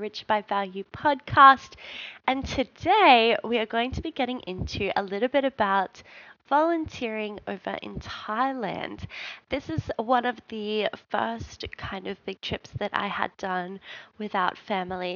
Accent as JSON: {"language": "English", "country": "Australia", "said": "we're from Australia"}